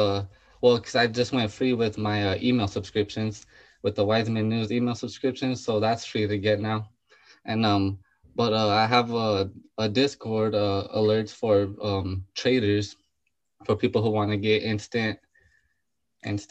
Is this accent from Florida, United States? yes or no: no; Albuquerque, New Mexico, United States; From Albuquerque, New Mexico.